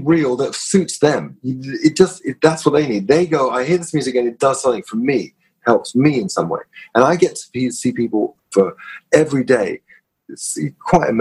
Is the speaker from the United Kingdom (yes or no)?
yes; London, United Kingdom; I grew up in North London, you know, Kilburn, Swiss Cross, where I grew up